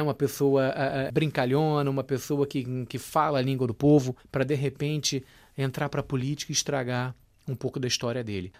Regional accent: Brazil; Como brasileiro, eu posso falar, porque eu amo meu país

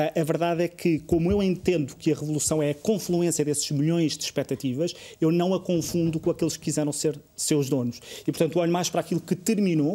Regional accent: Covilhã, Centro, Portugal; moved away; vivo, vivi e cresci na Covilhã

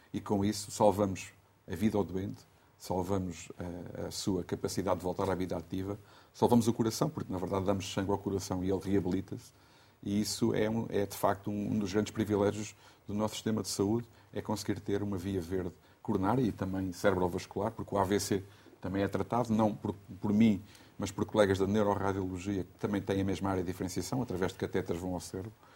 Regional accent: Riachos, Santarém District, Portugal; na minha terra, eu sou de Riacho, é uma, uma terra pequena

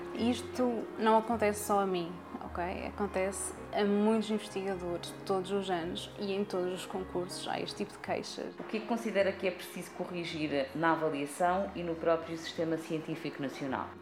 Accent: Coimbra, Centro, Portugal; sou cá de Coimbra

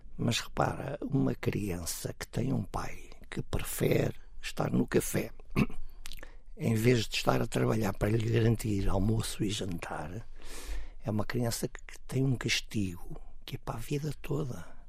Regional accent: Cascais, Lisbon, Portugal; Quando eu nasci, eu morava no Monte

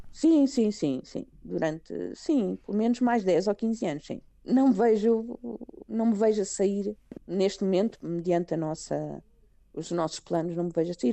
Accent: Portugal; moved away as an adult; now in Greece; quando eu saí de Portugal meu sobrinho tinha nove meses

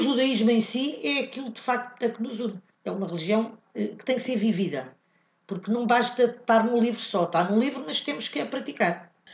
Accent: Morocco; moved away; os marroquinos, de onde eu venho, não há, não, não há costume de uma mulher a fazer bad mitzvah

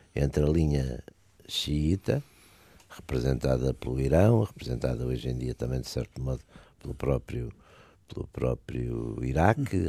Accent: Porto, Norte, Portugal; eu também sou de Porto

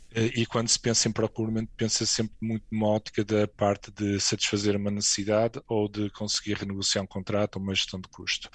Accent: Portugal; moved away as an adult; also born or lived in Madrid, Spain; now in Luxembourg; eu saí de Portugal em 2007

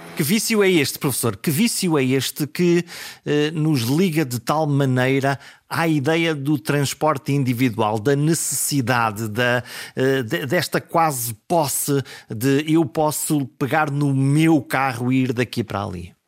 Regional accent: the coast between Caminha and Porto, Norte, Portugal; born or raised there

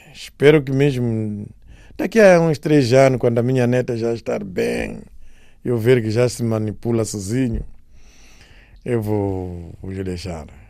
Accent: Namaacha, Maputo, Mozambique; moved away; also born or lived in Beira; Eu nasci na Namancha, minha infância é lá

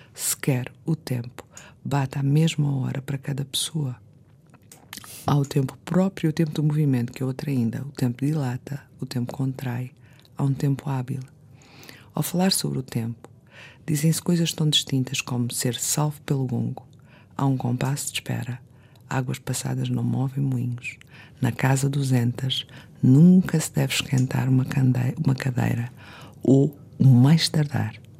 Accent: Azores, Portugal; eu sou açoriana

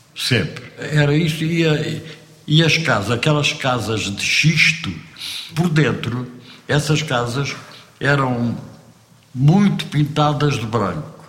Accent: Almada, Setúbal, Portugal; moved away as an adult; also born or lived in Chão das Servas, Vila Velha de Ródão, Portugal; now in Paris, France; Eu cresci no Monte da Caparica, que ali junto à, à, costa da Caparica.

